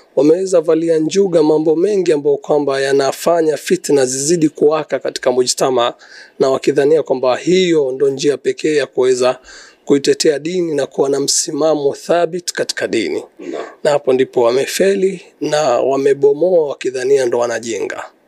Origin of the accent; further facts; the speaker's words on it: Mombasa, Mombasa County, Kenya; natoka Kenya, mji ambao kwamba unatambulika kama Mombasa